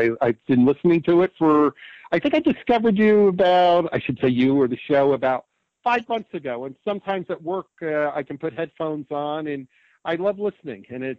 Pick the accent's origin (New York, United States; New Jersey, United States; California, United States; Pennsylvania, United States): New Jersey, United States; Neptune; now in Ocean Grove, United States; I grew up in Neptune, New Jersey, which is the town next to Asbury Park.